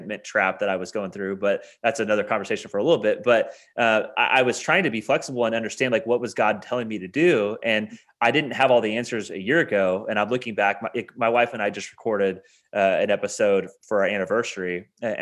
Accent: Indiana, United States; moved away as an adult; now in Kentucky, United States; We moved to Kentucky from my hometown in Indiana

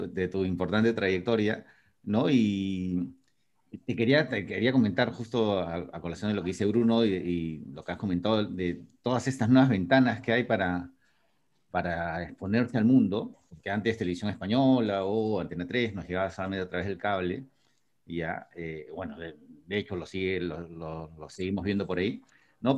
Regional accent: Peru; como peruano

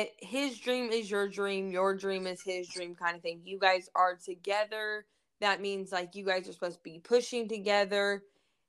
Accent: Fort Bragg, North Carolina, United States; born there; Well, I was born in Fort Bragg, North Carolina.

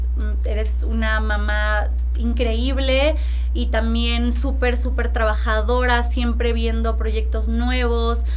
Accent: Tampico, Tamaulipas, Mexico; also born or lived in Monterrey; nací en Monterrey, pero crecí en Tampico.

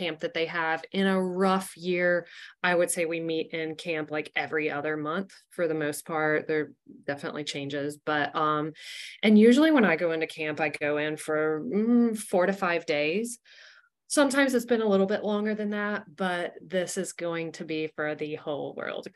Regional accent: San Jose, California, United States; I am from San Jose.

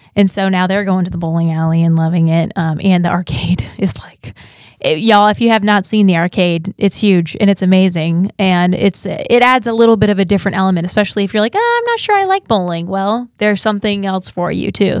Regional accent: Columbus, Ohio, United States; moved away; I'm also from Ohio

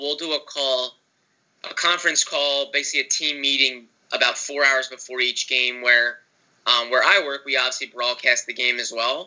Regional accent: Broomall, Pennsylvania, United States; I'm from right outside in Delaware County in Broomall

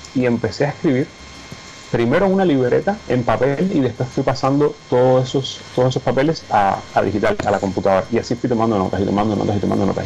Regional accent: Cuba; moved away as an adult; como muchos cubanos jóvenes, eh, me quería ir de Cuba

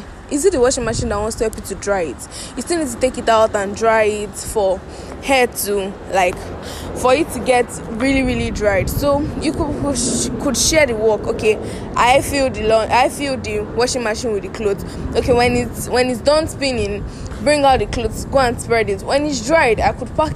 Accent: Nigeria; Nigeria is my country. I'm a Nigerian.

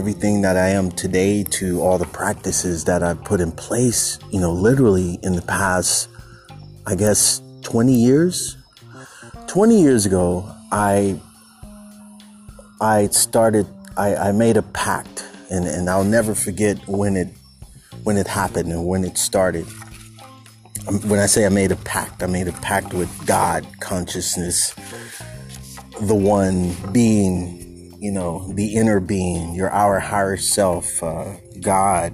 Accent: San Francisco Bay Area, California, United States; moved away as an adult; also born or lived in Los Angeles / North Oakland; I'm originally from the Bay Area, but I moved.

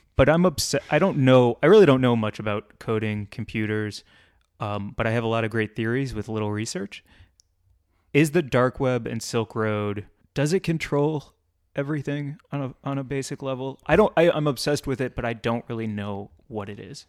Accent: St. Louis, Missouri, United States; moved away; I grew up in St. Louis

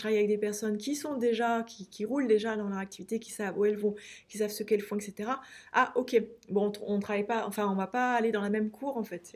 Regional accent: France; moved away as an adult; also born or lived in Pyrenees; Paris, Orléans, là où j'ai grandi et, été étudiante

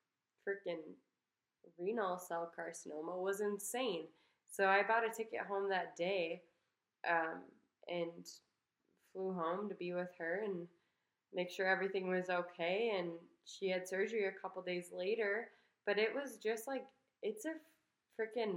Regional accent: Midwest, United States; moved away; We're from the Midwest. We didn't have, like, fire wasn't a huge, like, natural disaster there.

